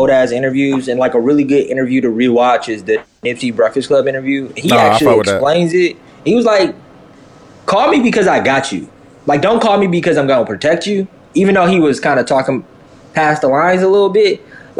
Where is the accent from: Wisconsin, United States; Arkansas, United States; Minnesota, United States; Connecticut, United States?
Wisconsin, United States; Milwaukee; I'm not from Wisconsin, I'm from Milwaukee.